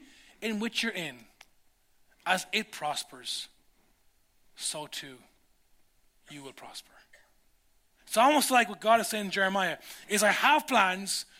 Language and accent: English; Ireland; as a 17-year-old Irish dude